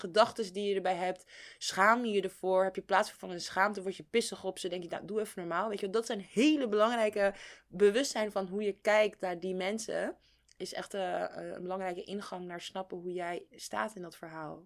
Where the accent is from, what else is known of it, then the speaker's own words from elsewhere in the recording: Netherlands; als Nederlander